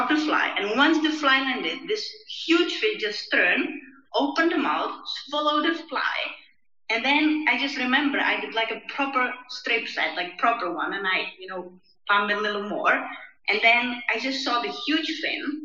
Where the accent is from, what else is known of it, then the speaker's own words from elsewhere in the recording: Czechia; I'm based and I came from Czech Republic